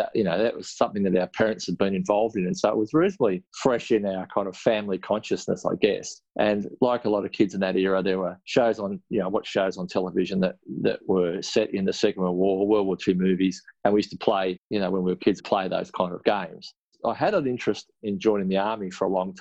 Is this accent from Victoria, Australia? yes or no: yes; Melbourne, Victoria, Australia; also born or lived in Ararat, Victoria / Canberra; I was born in Ararat in Western Victoria. My dad was a teacher at a small country school nearby. So I spent my very early years living in the school residence. And then just before I started primary school, we moved into western suburbs of Melbourne. So I spent a lot of my school years in and around Footscray